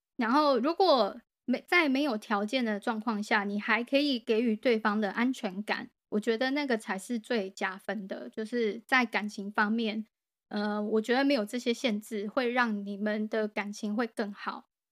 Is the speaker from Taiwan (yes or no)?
yes; Taiwan; 我是一个台湾人